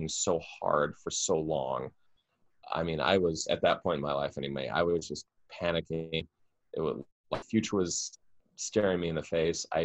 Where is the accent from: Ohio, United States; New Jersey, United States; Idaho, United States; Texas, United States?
Idaho, United States; moved away as an adult; also born or lived in Boston, Massachusetts; now in New York, United States; I'm from Idaho. I'm from outside of a small town of a thing